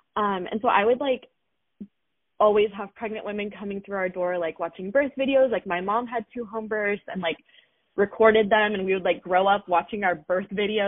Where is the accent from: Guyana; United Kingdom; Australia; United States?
United States; Seattle, Washington; because we came from Seattle, Washington. It's like the most populated area